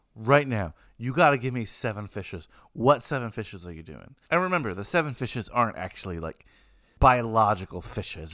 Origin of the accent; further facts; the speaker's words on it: New York, United States; As a New Yorker